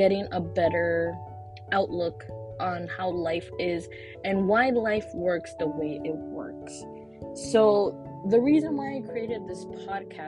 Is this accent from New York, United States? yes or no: yes; New York City, New York, United States; also born or lived in Brooklyn, New York City; I was born in New York City, born in Brooklyn, but raised in Washington Heights